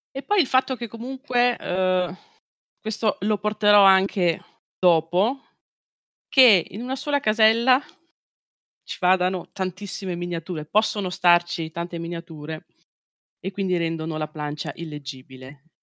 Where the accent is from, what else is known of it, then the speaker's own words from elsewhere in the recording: Veneto, Italy; Beh, io vengo dalla Valpolicella e noi, a noi piace bere.